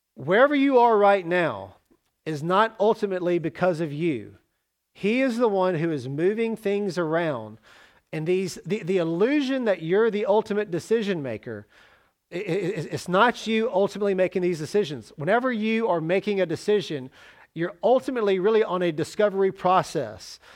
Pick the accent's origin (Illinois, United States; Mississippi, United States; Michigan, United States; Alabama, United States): Mississippi, United States; Jackson; moved away as an adult; also born or lived in Oxford, Mississippi / Tallahassee, Florida / Starkville, Mississippi / Salerno, Italy; I moved to Oxford from Jackson